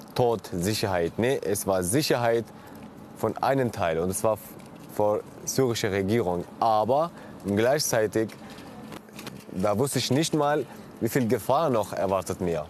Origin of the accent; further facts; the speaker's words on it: Syria; moved away as an adult; now in Germany; ich komme aus Syrien